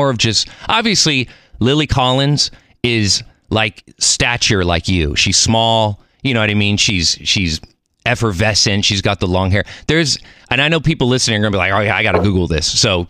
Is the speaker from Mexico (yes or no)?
yes; Mexico City, Mexico; born there; I'm Mexican. I was born in Mexico City. I don't speak Spanish. I should.